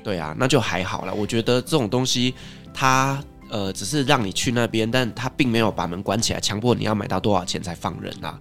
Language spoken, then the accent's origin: Chinese; Taiwan; 最后我们就是用台语在沟通